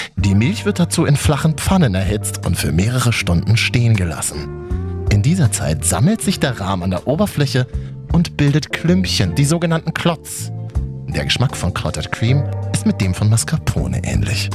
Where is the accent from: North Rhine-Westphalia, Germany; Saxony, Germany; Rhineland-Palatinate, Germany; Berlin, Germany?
Berlin, Germany; als Berliner